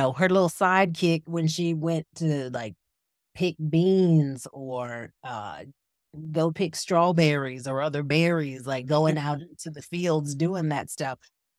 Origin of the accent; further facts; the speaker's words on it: Virginia Beach, Virginia, United States; In Virginia Beach.